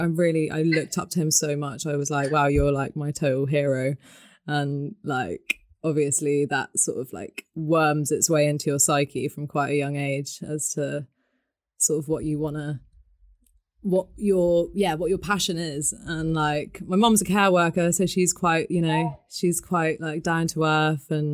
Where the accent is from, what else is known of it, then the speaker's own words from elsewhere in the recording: Devon, South West England, United Kingdom; I grew up in Devon